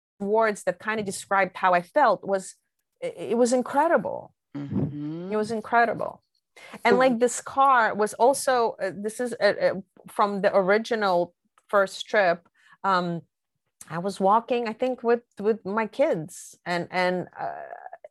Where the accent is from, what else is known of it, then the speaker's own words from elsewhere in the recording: New York City, New York, United States; a dear friend that I grew up with in Brooklyn